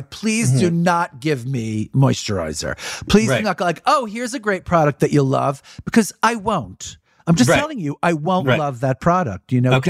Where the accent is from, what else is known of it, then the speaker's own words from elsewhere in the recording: New York City, New York, United States; I was born in Brooklyn and, you know, my father worked on 34th Street across the street from Macy's. I went to mm-hmm. high school on 46th Street between 6th and Broadway, right in the middle of the theater district.